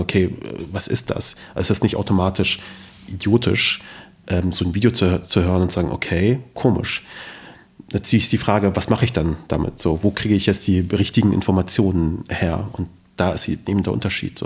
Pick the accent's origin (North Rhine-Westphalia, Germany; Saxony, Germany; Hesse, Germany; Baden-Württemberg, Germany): Hesse, Germany; Kassel; also born or lived in Kabul, Afghanistan; ich komme ja aus Kassel